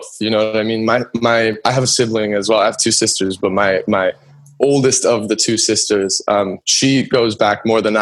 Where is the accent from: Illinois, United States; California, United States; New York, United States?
California, United States; Los Angeles; I grew up mainly in Studio City, California. So it's like the valley.